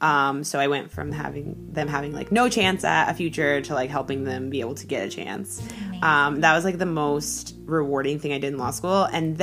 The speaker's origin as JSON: {"language": "English", "town": "Stuart", "region": "Florida", "country": "United States", "tie": "born or raised there", "also_born_or_lived": "Seattle, Washington", "moved": "as an adult", "lives_now": "Los Angeles, United States", "said": "I live in LA. I'm from Seattle. I grew up in Florida. Basically, I grew up in both places."}